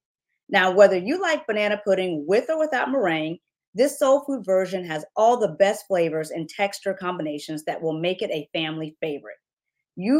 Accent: the South, United States; I'm a born and raised Southern girl living my best life in the fabulous entertainment and food capital of the world, Las Vegas.

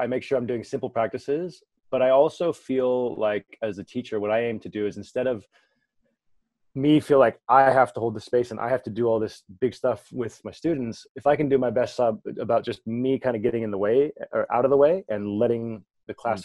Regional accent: California, United States; I'm originally from California

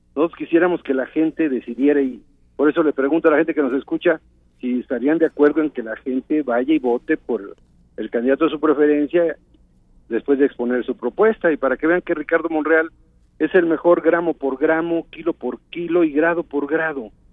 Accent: Mexico; todos somos mexicanos

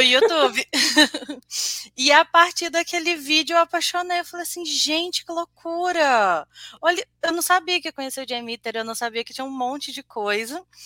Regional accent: Juiz de Fora, Minas Gerais, Brazil; eu sou de Juiz de Fora, Minas Gerais

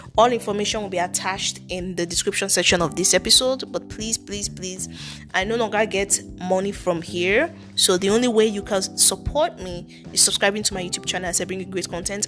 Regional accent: Nigeria; accent: thick Nigerian; I have a thick Nigerian accent

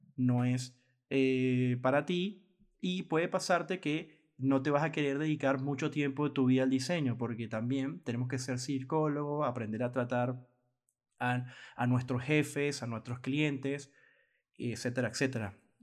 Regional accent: Venezuela; en mi país Venezuela

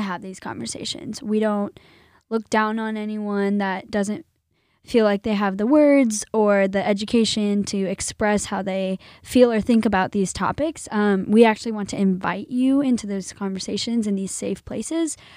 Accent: Illinois, United States; I grew up in the land of Lincoln

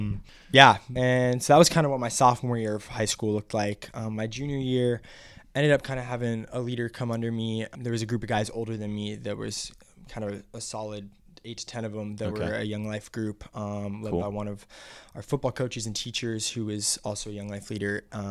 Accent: Seattle, Washington, United States; I'm from West Coast, Seattle, Washington.

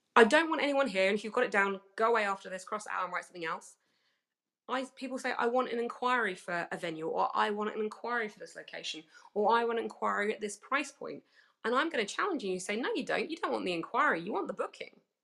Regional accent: United Kingdom; accent: British; I am British

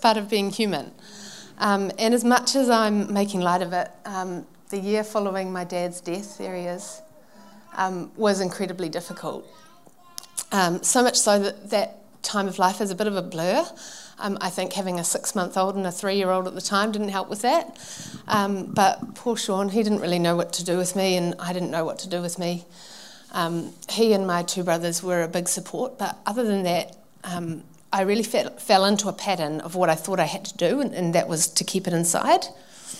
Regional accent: Manukau, Auckland, New Zealand; I grew up in Manukau with my mum and my dad and my two brothers

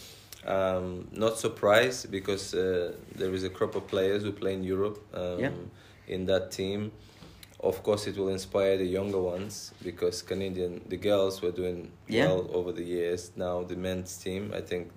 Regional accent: Russia; moved away; also born or lived in Nigeria; I grew up partly in Russia, Soviet Union, former Soviet Union, and partly in Nigeria.

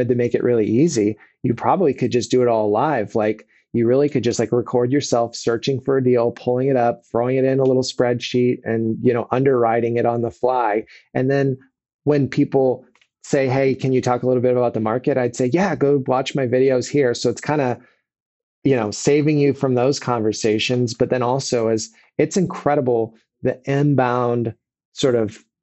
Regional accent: Kansas City, Missouri, United States; also born or lived in San Diego, California; I live in Missouri and I'm from Missouri

